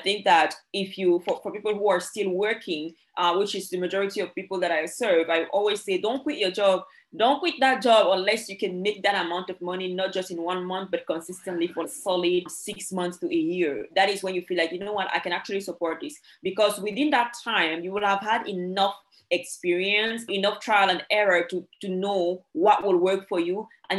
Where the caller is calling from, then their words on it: Dominica; Yes, I am based in Dominica. That is the Commonwealth of Dominica.